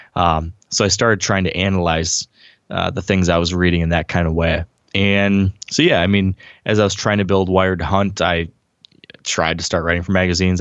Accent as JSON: {"language": "English", "region": "Michigan", "country": "United States", "said": "I'm from Michigan"}